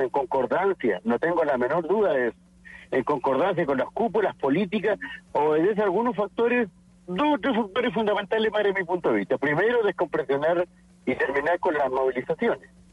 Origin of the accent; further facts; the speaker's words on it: Chile; yo soy un diputado de la Patagonia, del sur de Chile